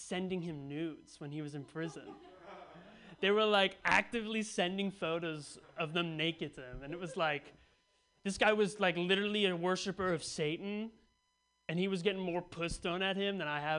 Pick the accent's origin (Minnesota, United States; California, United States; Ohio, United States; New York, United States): California, United States; Bay Area; I grew up in the Bay Area, so it's a pretty liberal culture